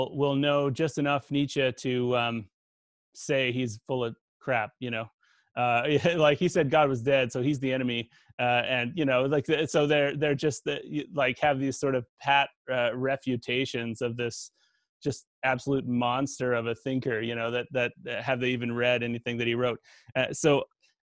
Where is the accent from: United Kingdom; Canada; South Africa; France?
Canada; I'm from Canada